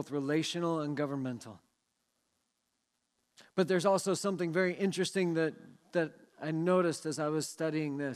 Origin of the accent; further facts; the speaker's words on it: Seattle, Washington, United States; moved away; I grew up in the Seattle area